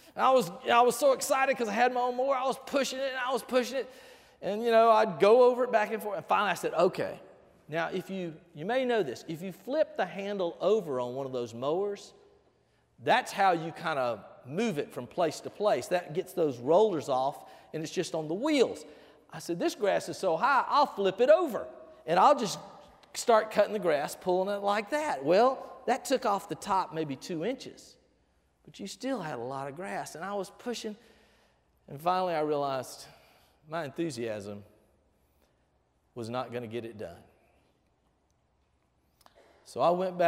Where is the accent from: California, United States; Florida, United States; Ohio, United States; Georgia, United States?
Georgia, United States; Albany; moved away; also born or lived in Panama; I grew up over in Albany, Georgia